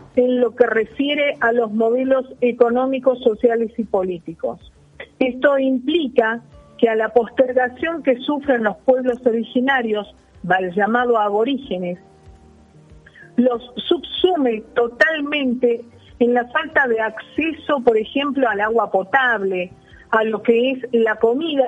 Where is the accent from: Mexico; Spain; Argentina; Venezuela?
Argentina